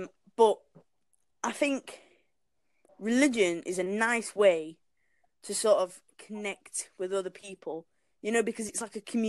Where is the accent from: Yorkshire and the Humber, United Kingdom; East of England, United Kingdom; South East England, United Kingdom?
Yorkshire and the Humber, United Kingdom; Sheffield; I'm from Sheffield. Where? Sheffield in England.